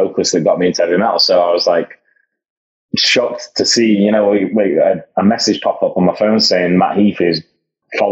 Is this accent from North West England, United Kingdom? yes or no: no; Sheffield, Yorkshire and the Humber, United Kingdom; growing up in Sheffield, we used to have a lot of good shows coming through